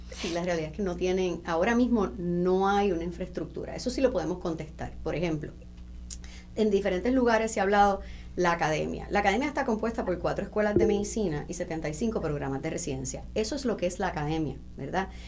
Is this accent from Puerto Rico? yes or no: yes; Puerto Rico